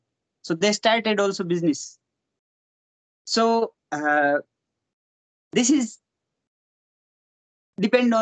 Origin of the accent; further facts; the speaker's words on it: Rajasthan, India; I born in Rajasthan